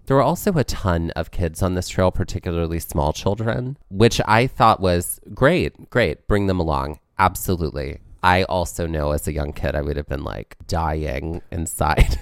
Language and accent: English; New Jersey, United States; I'm from Jersey